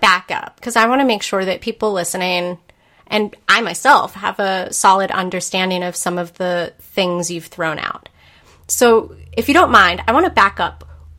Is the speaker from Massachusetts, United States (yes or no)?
yes; Spencer, Massachusetts, United States; I grew up in Central Mass, and the price difference for what I was paying from, you know, Spencer, Massachusetts